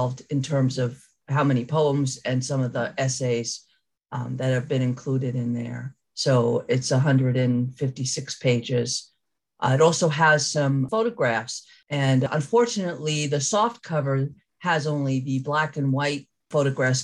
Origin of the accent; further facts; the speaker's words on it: New Rochelle, New York, United States; I'm from New Rochelle, New York